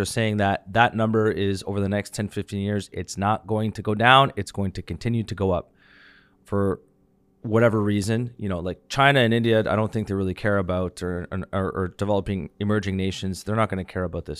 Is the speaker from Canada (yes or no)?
yes; Canada